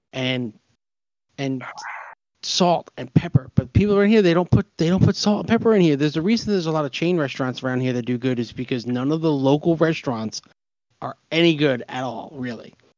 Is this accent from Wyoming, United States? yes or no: no; New York, United States; now in Pennsylvania, United States; we're from New York